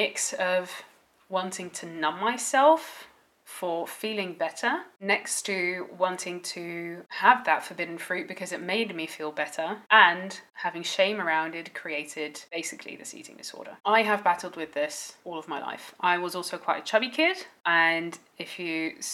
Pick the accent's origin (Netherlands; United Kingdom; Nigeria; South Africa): Netherlands; as I grew up in the Netherlands